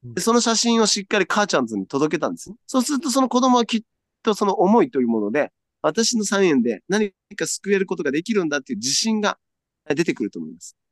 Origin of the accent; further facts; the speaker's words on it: Okinawa, Japan; 私沖縄の人間なので